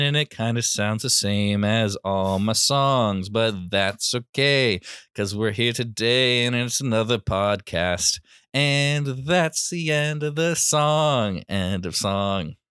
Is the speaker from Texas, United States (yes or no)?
no; Portland, Oregon, United States; I grew up in Southwest Portland, which is, um, on the other side of the city